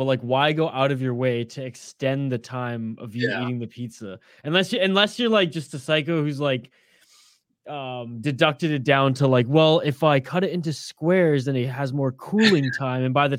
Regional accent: Canada; full disclosure, I'm Canadian

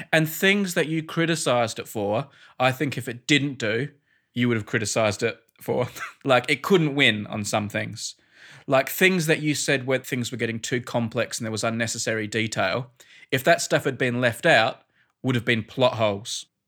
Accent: Australia; now in United Kingdom; Australian in Britain

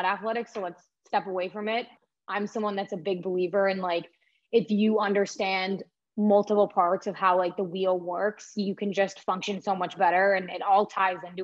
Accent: South Shore, Massachusetts, United States; I grew up in the South Shore

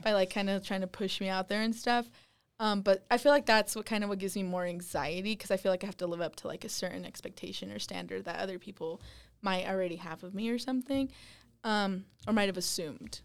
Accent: West Wendover, Nevada, United States; now in Utah, United States; I'm from West Wendover, Nevada

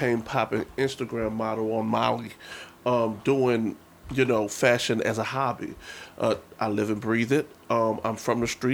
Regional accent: New Orleans, Louisiana, United States; now in New York City, United States; I am a native New Orleanian, born and raised in the Third Ward Calio projects

